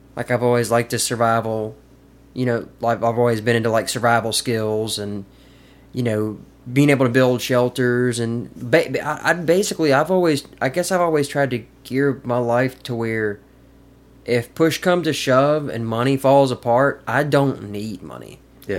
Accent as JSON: {"language": "English", "town": "Caledonia", "region": "Mississippi", "country": "United States", "tie": "born or raised there", "also_born_or_lived": "Madison, Mississippi / Jackson, Mississippi", "lives_now": "Columbus, United States", "said": "I grew up in Caledonia."}